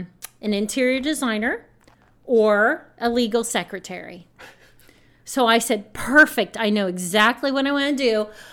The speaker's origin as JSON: {"language": "English", "town": "London", "region": "Ohio", "country": "United States", "tie": "born or raised there", "said": "I grew up in London. Yep. I was on North Main Street."}